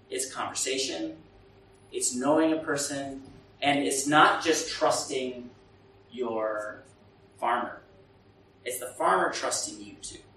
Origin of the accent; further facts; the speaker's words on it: Burundi; English is a second language; I come from Burundi where there's so many NGOs and the UN and the World Bank